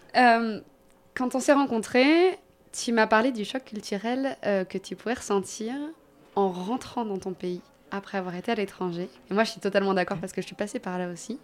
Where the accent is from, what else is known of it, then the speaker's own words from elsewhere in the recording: France; nous, en tant que Français